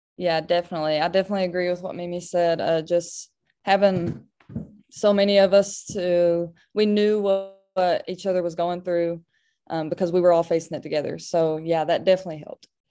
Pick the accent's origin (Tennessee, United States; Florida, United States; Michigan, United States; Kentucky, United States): Kentucky, United States; my state, my hometown